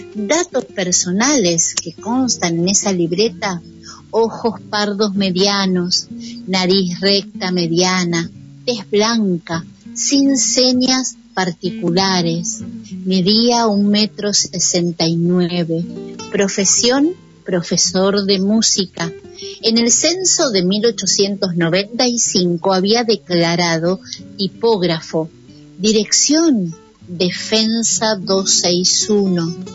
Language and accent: Spanish; Argentina; nuestro país